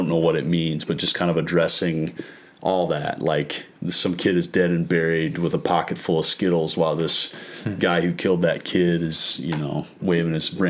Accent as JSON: {"language": "English", "town": "Emery", "region": "South Dakota", "country": "United States", "tie": "born or raised there", "moved": "yes", "said": "I'm from Emory."}